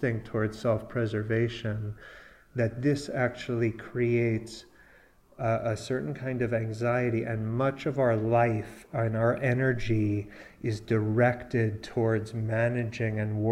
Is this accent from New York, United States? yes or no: yes; New York, United States; also born or lived in California; And I grew up in here in New York, but I was out in California